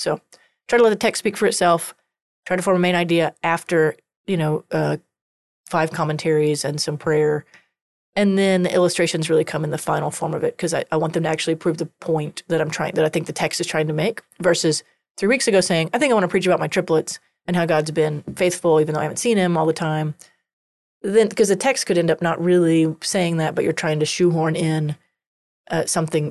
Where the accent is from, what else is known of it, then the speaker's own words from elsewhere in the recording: Texas, United States; accent: Texas country; I have a coun-, Texas country accent sometimes.